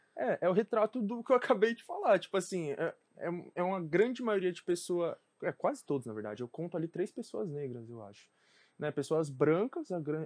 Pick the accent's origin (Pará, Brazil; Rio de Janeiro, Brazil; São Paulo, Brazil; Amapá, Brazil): São Paulo, Brazil; Cresci na Brasilândia, onde eu morava, não se falava sobre política